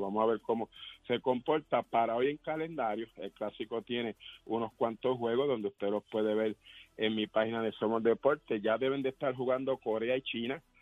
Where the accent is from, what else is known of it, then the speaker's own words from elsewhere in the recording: Puerto Rico; somos boricuas